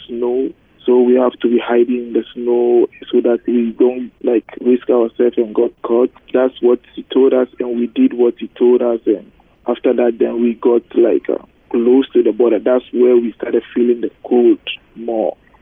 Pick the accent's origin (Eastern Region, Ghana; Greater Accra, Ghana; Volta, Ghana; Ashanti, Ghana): Greater Accra, Ghana; Accra; English is a second language; also born or lived in United States; now in Winnipeg, Canada; I told him I'm from Ghana.